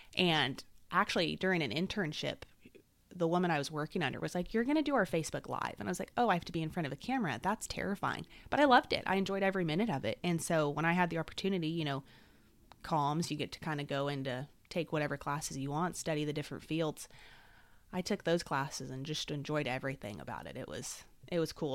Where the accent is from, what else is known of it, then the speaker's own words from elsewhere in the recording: Salinas, California, United States; moved away as an adult; also born or lived in Mississippi; I was born and raised in Salinas, California